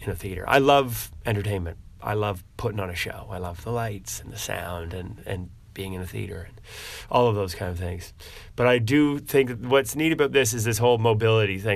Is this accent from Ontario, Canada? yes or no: no; New Brunswick, Canada; moved away as an adult; now in Halifax, Canada; I grew up in New Brunswick